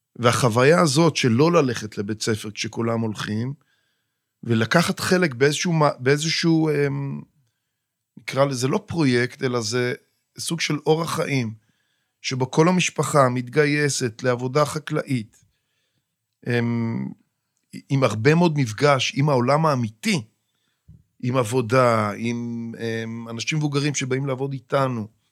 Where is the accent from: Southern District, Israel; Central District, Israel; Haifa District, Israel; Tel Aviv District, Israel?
Central District, Israel; Kidron; אני נולדתי במושב קדרון, ושם גדלתי והקמתי את משפחתי במושב